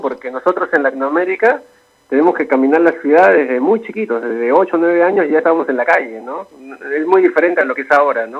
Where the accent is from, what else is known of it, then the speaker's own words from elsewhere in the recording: Lima, Peru; el distrito donde yo nací San Martín de Porres